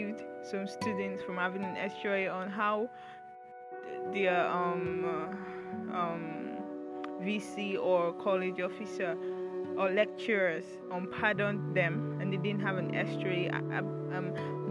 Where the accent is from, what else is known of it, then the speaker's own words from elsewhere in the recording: Nigeria; it's not been easy being a Nigerian and being a Nigerian student